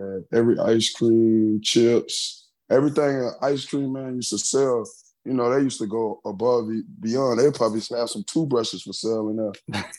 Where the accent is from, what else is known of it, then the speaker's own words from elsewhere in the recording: South Carolina, United States; Oh, you don't know how the country is. See? Oh, see? It was just... I mean, everything was so small, so it was easy to get in tr